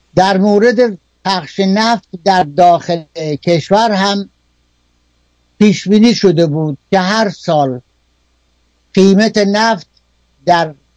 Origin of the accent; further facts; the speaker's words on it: Kerman, Kerman Province, Iran; در شهر خودمون در کرمان